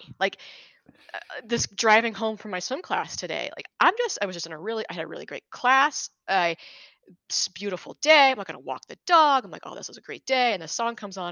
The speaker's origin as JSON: {"language": "English", "region": "Utah", "country": "United States", "tie": "born or raised there", "said": "I lived in Utah. I grew up in Utah, and we lived on a bench of a mountain."}